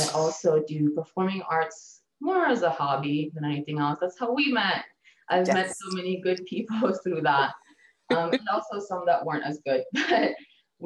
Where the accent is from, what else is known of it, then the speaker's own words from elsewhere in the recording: Bulgaria; also born or lived in Germany; now in Denver, United States; I was born in Bulgaria